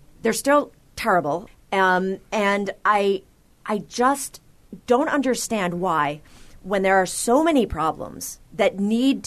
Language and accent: English; Waterville, Maine, United States; now in New York City, United States; In Waterville, Maine, that's my hometown